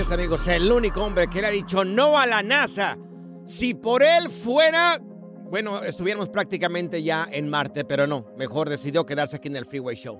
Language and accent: Spanish; Jalisco, Mexico; yo soy del estado de Jalisco